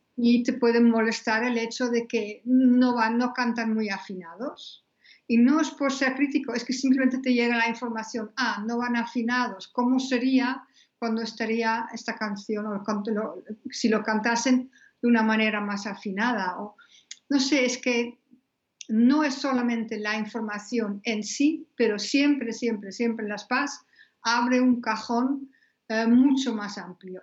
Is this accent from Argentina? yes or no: no; Netherlands; now in Spain; soy holandesa.